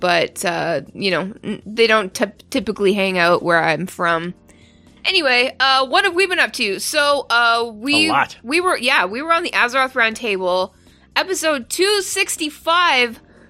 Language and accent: English; Ontario, Canada; now in United States; I'm from Ontario. I'm Canadian. and I just sort of live in the States.